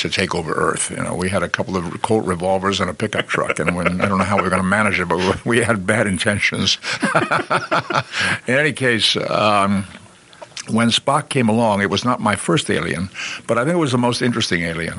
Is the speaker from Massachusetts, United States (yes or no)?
yes; Boston, Massachusetts, United States; I grew up in Boston.